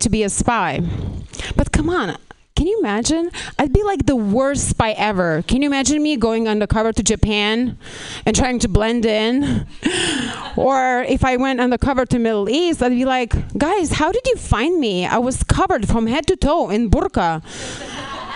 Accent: Lithuania; moved away as an adult; now in Los Angeles, United States; I'm not even Russian. I'm actually from Lithuania.

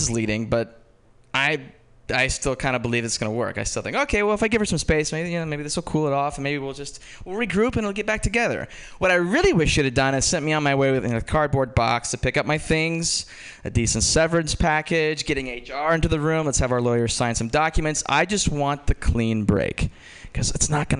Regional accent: Georgetown, Indiana, United States; I'm from Georgetown, Indiana

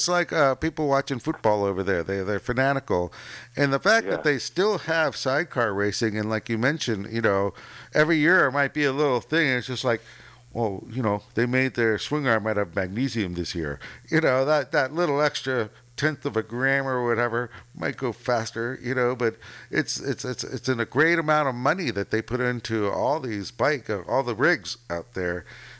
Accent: San Mateo, California, United States; I grew up in San Mateo.

